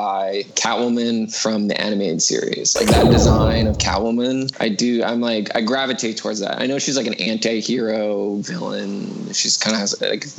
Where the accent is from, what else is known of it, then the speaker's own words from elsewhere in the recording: New York, United States; New York. I'm a New Yorker